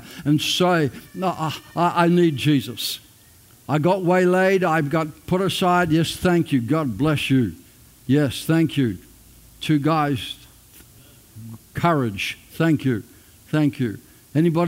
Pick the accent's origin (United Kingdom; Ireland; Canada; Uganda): Ireland; now in Australia; I'm an Australian, but I'm not an Australian. I'm born in Ireland. That makes me an Irish Australian